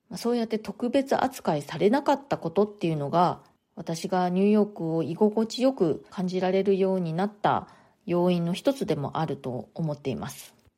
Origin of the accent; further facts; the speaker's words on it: Japan; moved away as an adult; now in New York, United States; 日本で生まれ育ったし、自分は日本人であるというふうにずっと思っていた